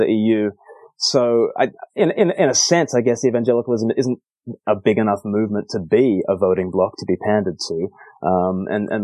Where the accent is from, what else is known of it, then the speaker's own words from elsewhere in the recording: Australia; now in United Kingdom; I grew up in Australia and the Anglican Church there